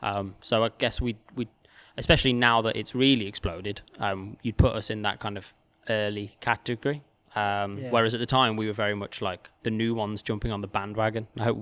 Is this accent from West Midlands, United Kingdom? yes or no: yes; Wolverhampton, West Midlands, United Kingdom; Like obviously I'm from Wolverhampton and I'd been in London for the past sort of 6 years or so.